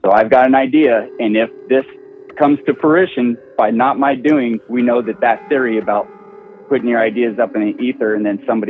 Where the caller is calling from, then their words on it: California, United States; from Central Coast, California.